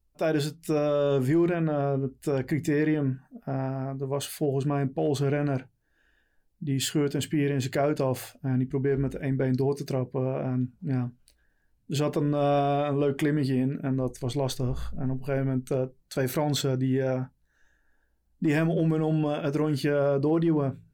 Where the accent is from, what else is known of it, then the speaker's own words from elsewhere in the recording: Texel, North Holland, Netherlands; moved away as an adult; now in Leiden, Netherlands; 38 jaar, geboren en getogen op Texel.